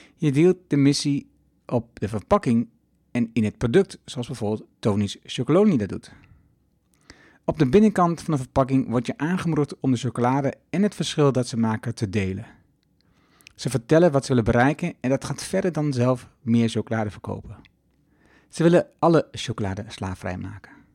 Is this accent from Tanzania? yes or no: no; Twente, Overijssel, Netherlands; now in Achterhoek, Netherlands; In de Achterhoek, waar ik woon, en in Twente, waar ik vandaan kom